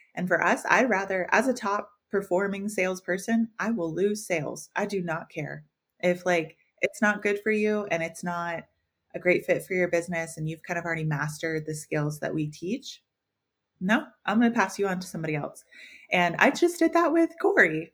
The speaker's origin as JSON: {"language": "English", "region": "the South", "country": "United States", "said": "We're all from the South."}